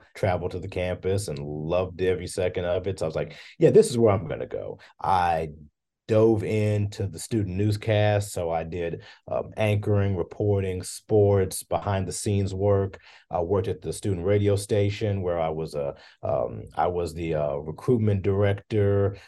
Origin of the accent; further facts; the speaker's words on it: Hopkinsville, Kentucky, United States; moved away as an adult; now in Bowling Green, United States; I grew up in Hopkinsville, Kentucky, which is in Christian County